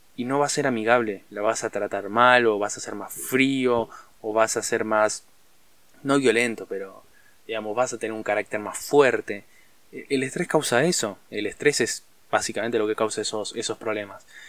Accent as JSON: {"language": "Spanish", "country": "Argentina", "said": "en Argentina estamos en una crisis brutal"}